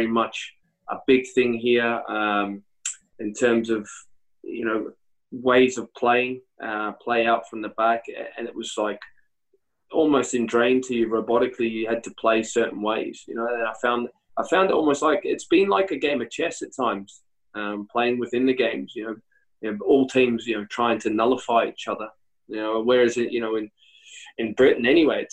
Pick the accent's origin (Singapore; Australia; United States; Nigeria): Australia; moved away as an adult; also born or lived in United Kingdom / Scotland; being back in my hometown